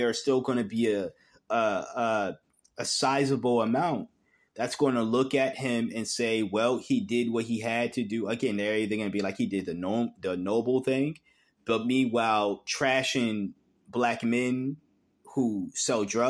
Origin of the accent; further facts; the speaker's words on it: New England, United States; growing up in New England